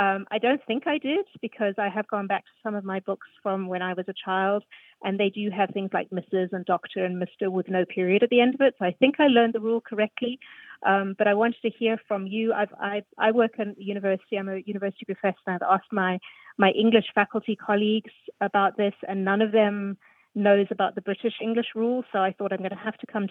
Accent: South Africa; moved away as an adult; now in Pittsburgh, United States; I'm originally from South Africa, and I've been living in the U.S. now for about 17 years.

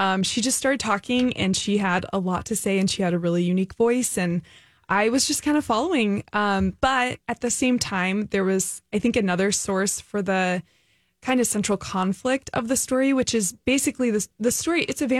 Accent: California, United States; now in St. Paul, United States; I'm from California.

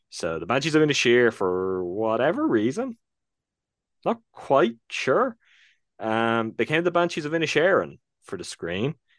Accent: Ireland; even as an Irishman

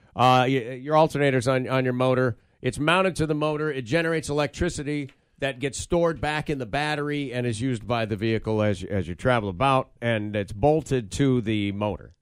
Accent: Michigan, United States; I grew up in Michigan

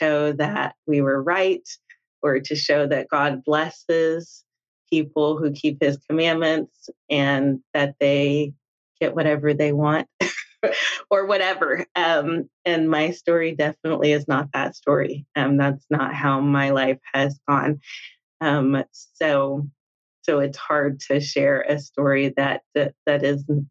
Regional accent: Little Rock, Arkansas, United States; moved away as an adult; also born or lived in Utah; I was born and raised in Little Rock, Arkansas. So I am Southern through and through.

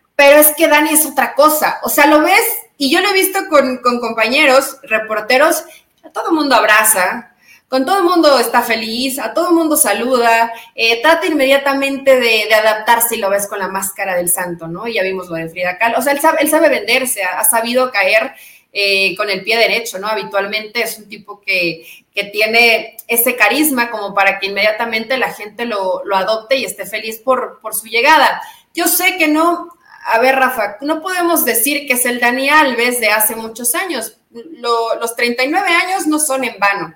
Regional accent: Mexico; avergonzada como mexicana

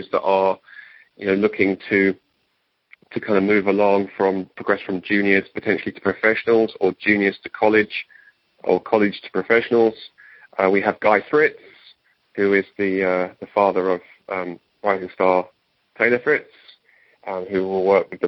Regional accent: England, United Kingdom; moved away; my home country or country of origin, England

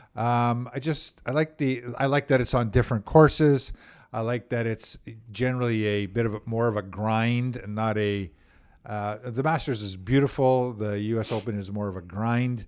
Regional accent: Winnipeg, Manitoba, Canada; I grew up in Saint Vital as a kid.

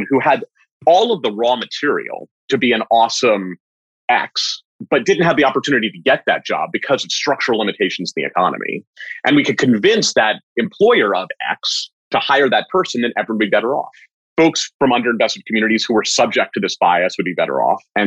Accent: Bethesda, Maryland, United States; I grew up in Bethesda

